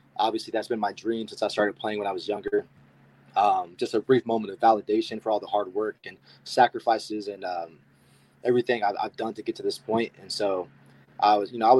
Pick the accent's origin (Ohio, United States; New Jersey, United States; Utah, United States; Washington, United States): Ohio, United States; Columbus; I went to Hilliard-Davidson High School. It's a suburb of Columbus.